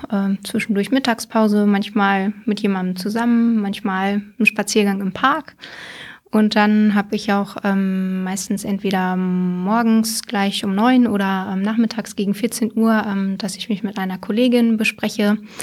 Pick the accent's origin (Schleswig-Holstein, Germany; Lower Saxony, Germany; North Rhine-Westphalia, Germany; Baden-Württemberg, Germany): Lower Saxony, Germany; Hameln-Pyrmont district; also born or lived in Hildesheim; ich bin quasi an der Landkreisgrenze aufgewachsen, äh, offiziell Hameln-Pyrmont